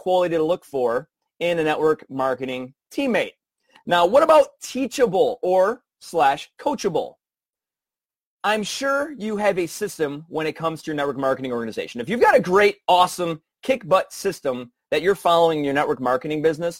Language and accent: English; Michigan, United States; I'm from Michigan